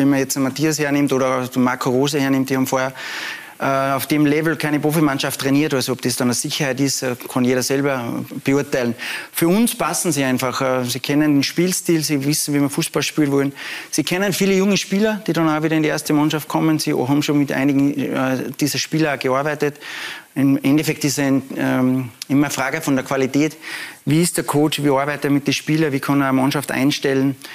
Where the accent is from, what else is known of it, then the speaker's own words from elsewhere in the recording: Salzburg, Austria; ich komme aus Salzburg, bin mit der Familie dort